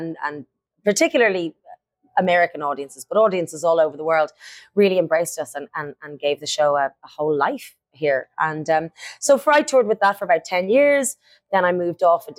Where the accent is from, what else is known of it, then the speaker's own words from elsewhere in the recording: Dublin, Leinster, Ireland; I am from Dublin, Ireland. I have been raised in a very musical family.